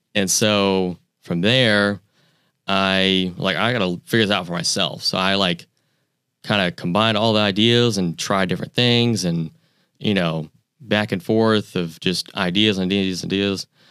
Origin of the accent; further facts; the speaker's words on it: Pensacola, Florida, United States; also born or lived in New York; I grew up in Pensacola